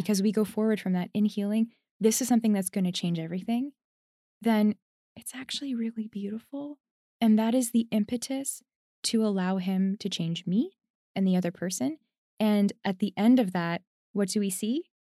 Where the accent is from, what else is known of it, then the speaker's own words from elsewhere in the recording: Canada; I'm Canadian